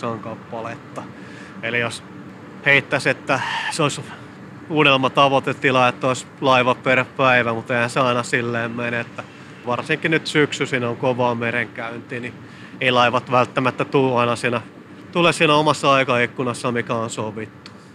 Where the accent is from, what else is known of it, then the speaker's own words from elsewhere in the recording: Southeast Finland, Finland; Mä olen itse kotoisin tuolta Kaakkois-Suomesta Suomesta